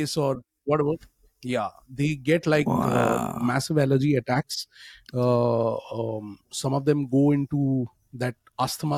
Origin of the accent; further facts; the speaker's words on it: India; moved away; as a family, we are from India